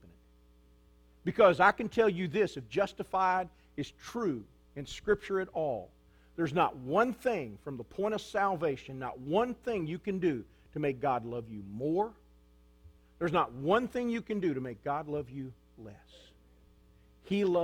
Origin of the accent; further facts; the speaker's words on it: United States; I'm an American